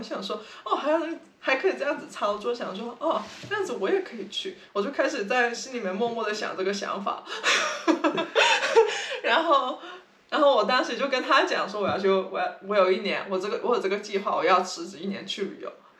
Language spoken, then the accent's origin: Chinese; San Francisco, California, United States; 他们那时候听到我们跟他们说，就哦我们是三藩市来的，他们都会说哦你们三藩市好多 homeless